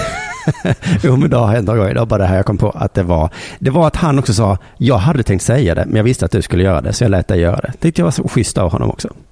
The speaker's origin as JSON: {"language": "Swedish", "country": "Sweden", "said": "vi svenskar"}